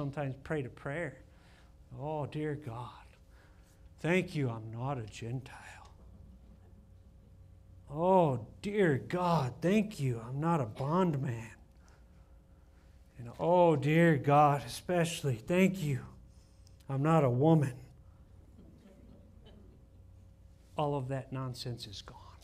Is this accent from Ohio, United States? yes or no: yes; Ohio, United States; moved away as an adult; Carolyn and I grew up with Bob in Ohio in the college group at church